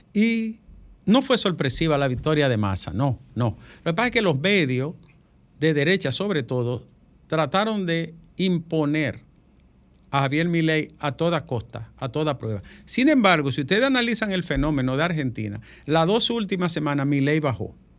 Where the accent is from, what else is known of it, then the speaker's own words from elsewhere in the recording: San Pedro de Macorís, Dominican Republic; mi pueblo San Pedro